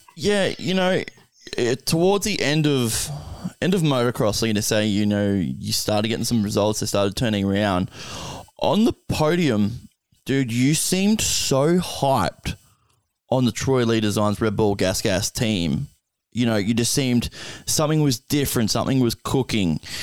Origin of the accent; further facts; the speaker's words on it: Australia; also born or lived in near Brisbane, Queensland; I'm an Aussie